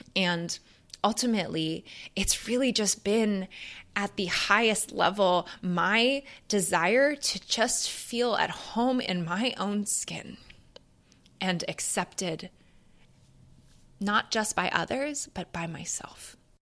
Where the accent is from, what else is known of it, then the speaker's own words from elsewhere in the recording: Canada; moved away as an adult; now in United States; being a Canadian